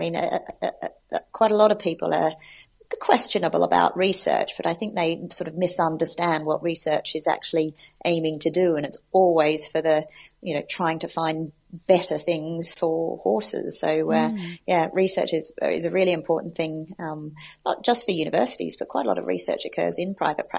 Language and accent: English; Australia; also born or lived in United States; now in United Kingdom; I'm originally from Australia, which is where I did my veterinary training, but I have a mix of accents, having spent 6 years in America doing my specialty training and then being in the UK for the last 10 years.